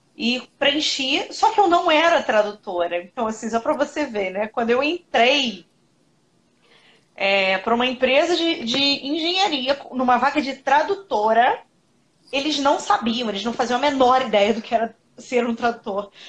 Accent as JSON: {"language": "Portuguese", "region": "Rio de Janeiro", "country": "Brazil", "said": "Eu moro no Rio de Janeiro, eu sou do Rio."}